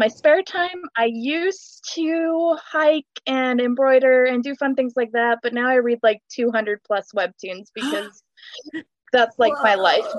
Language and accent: English; Idaho, United States; I'm from Idaho. I'm turning 31 next week.